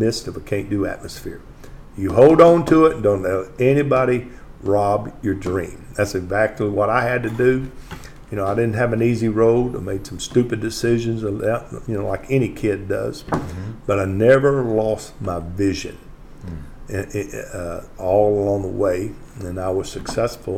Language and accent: English; White Oak, Texas, United States; I'm not from Longview. I'm from White Oak.